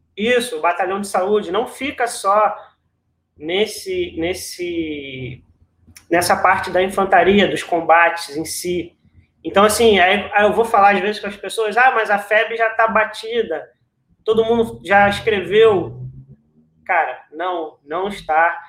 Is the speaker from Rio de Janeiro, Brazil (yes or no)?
yes; São Gonçalo, Rio de Janeiro, Brazil; aqui em São Gonçalo, que é a, a cidade onde eu nasci